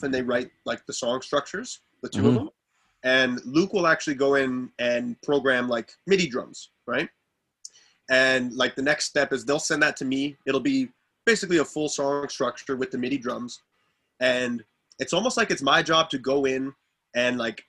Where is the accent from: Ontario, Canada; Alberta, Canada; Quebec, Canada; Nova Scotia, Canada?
Alberta, Canada; now in Sherwood Park, Canada; to tour as a Canadian act